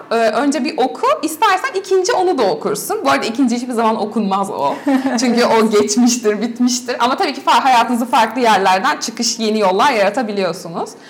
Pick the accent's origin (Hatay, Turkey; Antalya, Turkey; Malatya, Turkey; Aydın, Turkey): Aydın, Turkey; Kuşadası; E, bu aile içerisinde büyürken Kuşadası'nda doğdum ve büyüdüm ben 18 yaşına kadar.